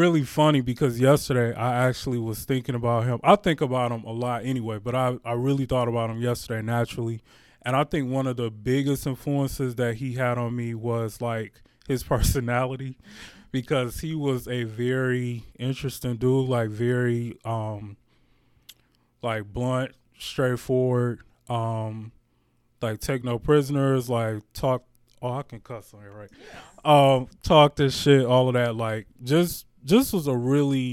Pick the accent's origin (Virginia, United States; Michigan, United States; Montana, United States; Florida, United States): Michigan, United States; Detroit; I'm born and raised in Detroit, Michigan, so definitely homegrown